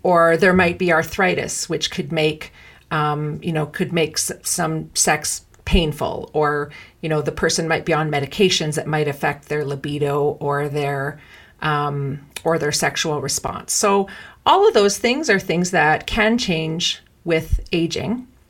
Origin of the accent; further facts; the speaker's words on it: Canada; I'm Canadian